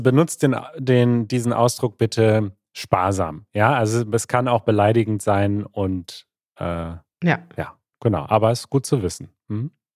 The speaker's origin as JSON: {"language": "German", "country": "United Kingdom", "second_language": "German", "said": "ich komme aus Großbritannien"}